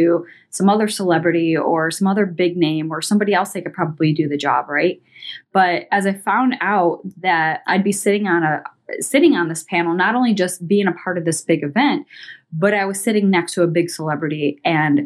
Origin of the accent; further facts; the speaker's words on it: Columbus, Ohio, United States; I'm over here from Columbus, Ohio